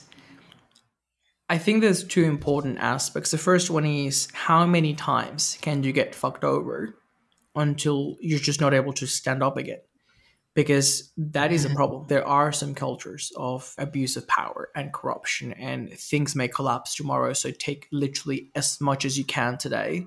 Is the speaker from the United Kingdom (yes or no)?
no; Venezuela; I grew up in Venezuela, very corrupt, very fast paced, very like street smart, bribery